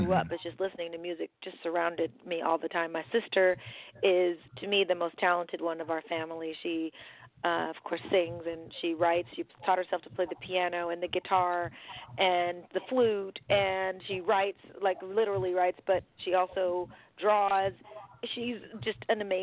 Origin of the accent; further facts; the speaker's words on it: San Diego, California, United States; also born or lived in San Francisco; when I was growing up in San Diego, I was born in San Francisco, but I lived in San Diego for a good amount of time